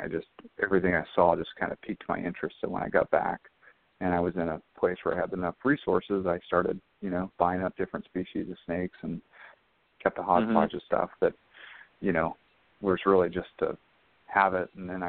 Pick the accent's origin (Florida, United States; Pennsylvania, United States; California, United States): Florida, United States; also born or lived in Brazil; I grew up in Florida